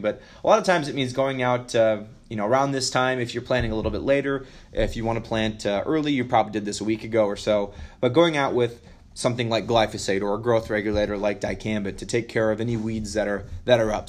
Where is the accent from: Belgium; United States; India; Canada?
United States; Western Iowa; I grew up in Western Iowa